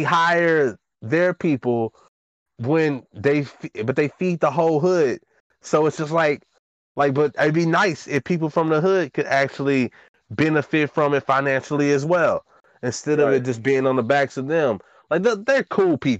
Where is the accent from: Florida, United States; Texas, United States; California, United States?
Texas, United States; Dallas; moved away; When I was leaving from Woodtown, they fucking added sidewalks. And I remember just throughout all of the time I lived over there